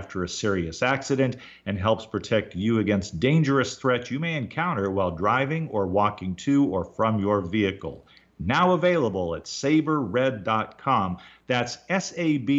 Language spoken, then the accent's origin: English; Baltimore, Maryland, United States; my home state of Maryland. Born in Baltimore